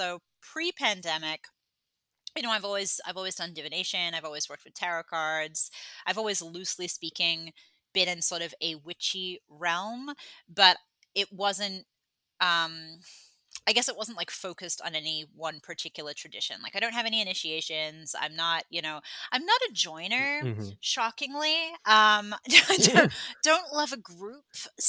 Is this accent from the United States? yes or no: no; Australia; moved away as an adult; also born or lived in England; I was born in England, but then I moved when I was 10 and then I grew up in Australia and then I've been here for 11 years.